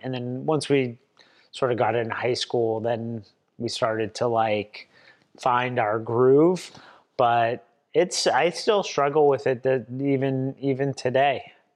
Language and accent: English; Swampscott, Massachusetts, United States; I was born and raised in Swampscott, Massachusetts, about twenty miles north of Boston